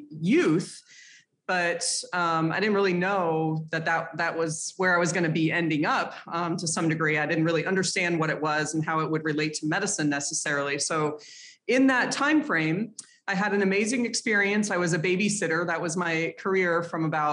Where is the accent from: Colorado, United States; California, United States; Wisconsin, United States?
Colorado, United States; Boulder; I grew up in Boulder, Colorado